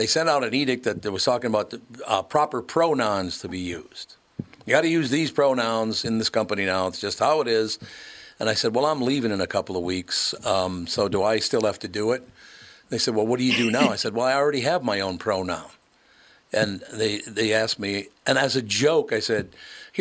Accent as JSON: {"language": "English", "town": "Minneapolis", "region": "Minnesota", "country": "United States", "tie": "born or raised there", "also_born_or_lived": "Grand Forks, North Dakota", "moved": "as an adult", "said": "I grew up in North Minneapolis."}